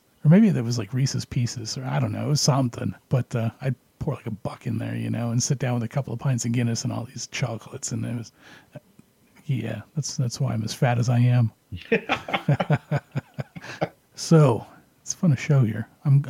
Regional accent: Canada; moved away; I remember the pub where I grew up at back in Canada.

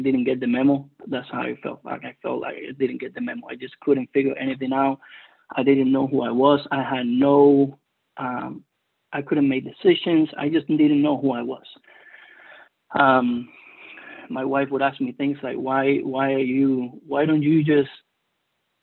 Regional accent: Cuba; first language Spanish; English is a second language; moved away; English is my second language. I am originally from Cuba, so Spanish is my first language

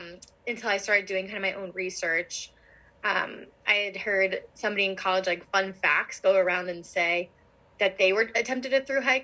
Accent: Pennsylvania outside of Philadelphia, United States; moved away as an adult; now in New Jersey, United States; I grew up in Pennsylvania outside of Philadelphia and I live in New Jersey outside of Philadelphia now

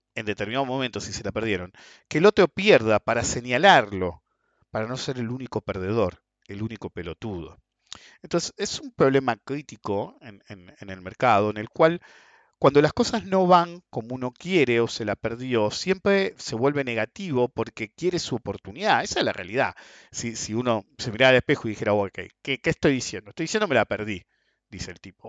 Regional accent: Buenos Aires Province, Argentina; en países como el nuestro, como Argentina

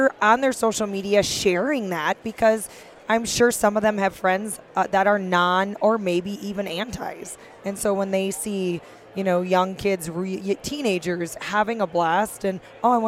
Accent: Fort Atkinson, Wisconsin, United States; accent: upper Midwest; also born or lived in Montana; now in Bitterroot Valley, Montana, United States; I'm a cheesehead and proud of it. I am from Fort Atkinson, Wisconsin. It's right in between Madison and Milwaukee

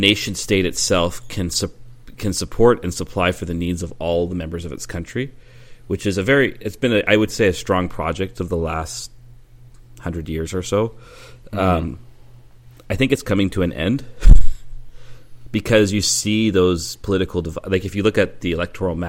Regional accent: Canada; being Canadian

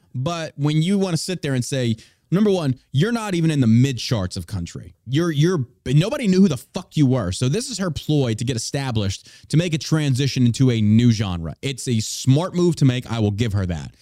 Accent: Beaumont, Texas, United States; I was raised in Beaumont, near Beaumont, Texas.

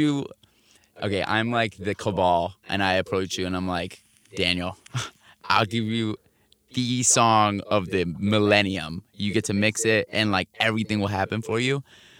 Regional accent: France; I grew up as one of those kids that was like either jumped for being American in France

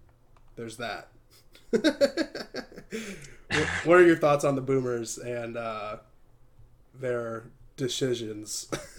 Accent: Illinois, United States; He's from my state. Like, I'm from Illinois, too.

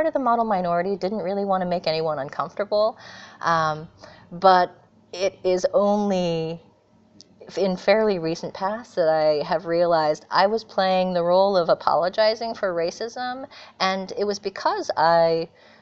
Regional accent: Bay Area, California, United States; moved away as an adult; now in Barcelona, Spain; raised in California in the Bay Area

